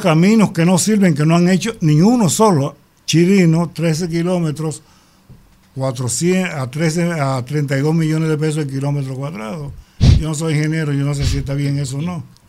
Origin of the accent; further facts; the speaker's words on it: Bayaguana, Monte Plata, Dominican Republic; mi pueblo Vallaguana